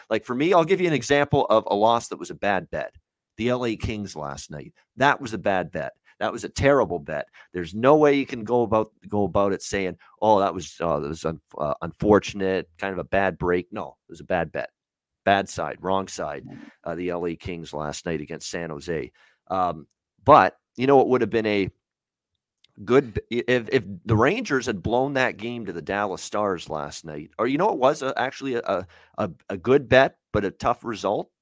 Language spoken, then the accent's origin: English; Hamilton, Ontario, Canada; Tim Hortons Field, my hometown. I'm so proud to say that. Hamilton, Ontario